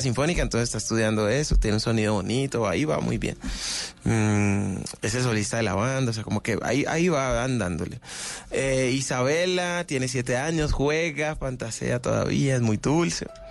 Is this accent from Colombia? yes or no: yes; Cali, Valle del Cauca, Colombia; de Cali para el mundo